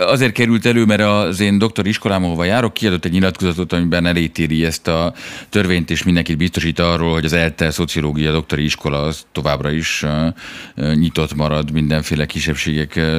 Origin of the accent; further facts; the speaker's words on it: Hungary; moved away as an adult; now in France; mind a ketten magyarok vagyunk